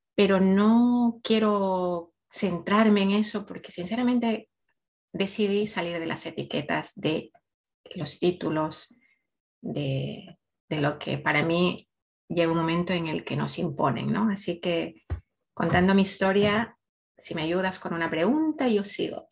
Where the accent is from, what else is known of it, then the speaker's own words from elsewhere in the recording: Ecuador; now in Spain; nací en Ecuador, pero vivo ya hace mucho tiempo en España